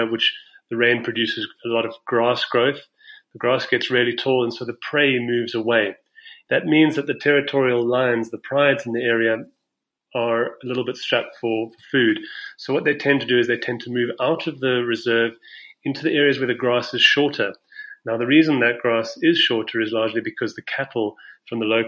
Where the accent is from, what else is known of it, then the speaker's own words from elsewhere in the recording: South Africa; now in Kenya; I'm a South African currently living in Kenya